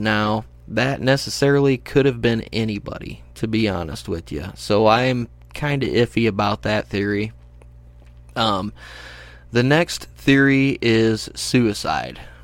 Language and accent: English; United States; I'm an American